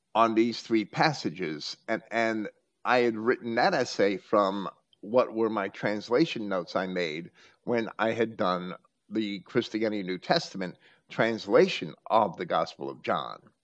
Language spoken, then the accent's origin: English; Jersey City, New Jersey, United States; moved away; also born or lived in Virginia Beach, Virginia; where I was raised in Jersey City